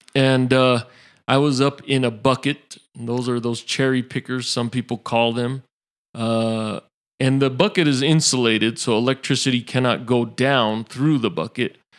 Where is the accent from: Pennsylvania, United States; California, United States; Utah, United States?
Utah, United States; Salt Lake City; also born or lived in Hawaii / West Valley City, Utah; I was born in Salt Lake City